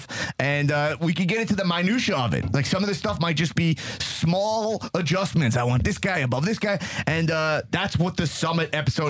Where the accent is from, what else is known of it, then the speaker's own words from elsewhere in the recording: United States; growing up in America